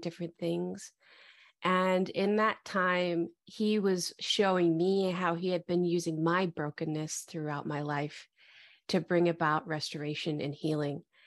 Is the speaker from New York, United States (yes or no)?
no; Detroit, Michigan, United States; moved away as an adult; also born or lived in Dallas, Texas; now in Austin, United States; I was born and raised in the Metro Detroit area